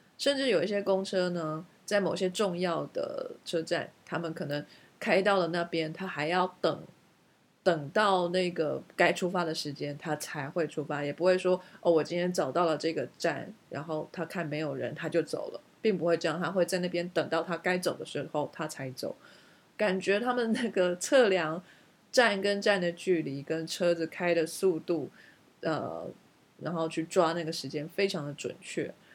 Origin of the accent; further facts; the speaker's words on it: Taiwan; now in United Kingdom; 我们台湾人绝对可以办得到如鱼得水地在伦敦开车